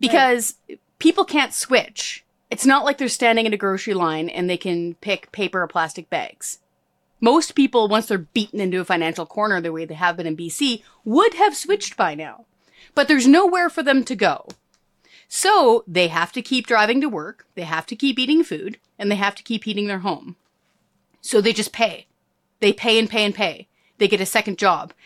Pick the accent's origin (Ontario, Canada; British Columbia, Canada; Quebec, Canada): British Columbia, Canada; Hope; I was born and raised in rural British Columbia. So outside of the G V R D, I was raised in Hope.